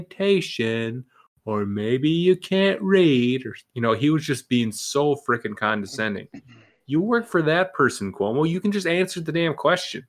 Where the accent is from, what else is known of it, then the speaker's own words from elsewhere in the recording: New York City, New York, United States; We're from New York